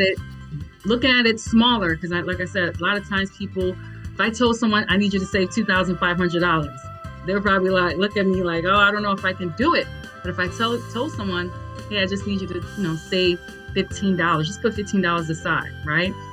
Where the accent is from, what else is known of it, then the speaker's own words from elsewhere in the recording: New York, United States; also born or lived in Nigeria; now in DMV area, United States; I am a Nigerian-born, New York-raised, um, now residing in the DMV um, area